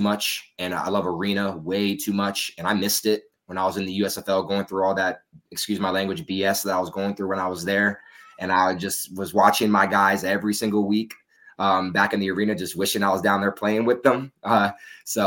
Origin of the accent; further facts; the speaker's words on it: Virginia, United States; moved away as an adult; also born or lived in Wichita Falls, Texas; now in Austin, United States; I'm originally from Virginia, but I've lived in Texas for the past 6-7 years. And I've lived in Austin for almost 4 years now.